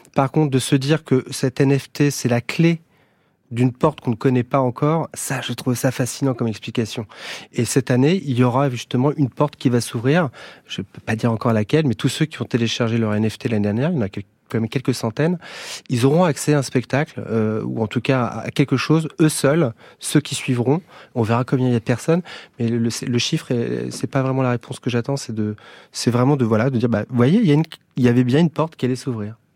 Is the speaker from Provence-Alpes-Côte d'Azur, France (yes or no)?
no; Brest, Brittany, France; also born or lived in Paris; now in Bourges, France; je viens de Brest, j'habite à Bourges, je navigue entre Bourges et Paris